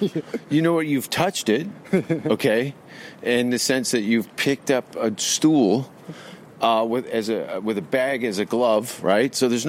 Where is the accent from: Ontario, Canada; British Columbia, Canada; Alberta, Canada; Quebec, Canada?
Ontario, Canada; Hamilton; born or raised there; moved away